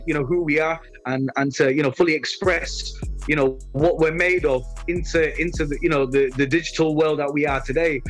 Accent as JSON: {"language": "English", "town": "Leeds", "region": "Yorkshire and the Humber", "country": "United Kingdom", "tie": "born or raised there", "said": "I represent my hometown Leeds"}